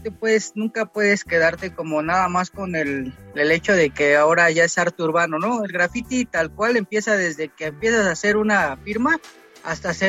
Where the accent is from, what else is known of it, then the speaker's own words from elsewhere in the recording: Mexico City, Mexico; al, al lugar de donde, de donde soy, de Valle Gómez.